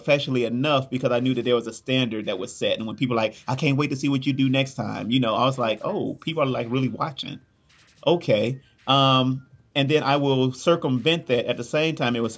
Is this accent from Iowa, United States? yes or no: no; Gary, Indiana, United States; growing up in the Midwest, Gary, Indiana, which is close to Chicago